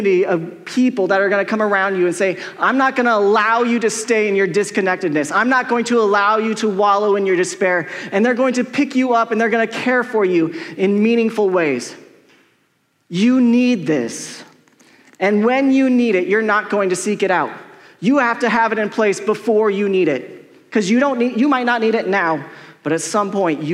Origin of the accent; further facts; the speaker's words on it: Colorado, United States; I'm from Colorado